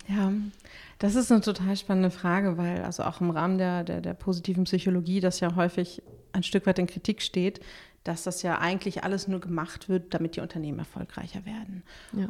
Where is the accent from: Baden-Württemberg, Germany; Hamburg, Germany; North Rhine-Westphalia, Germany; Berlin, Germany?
Berlin, Germany; bin ich Berlinerin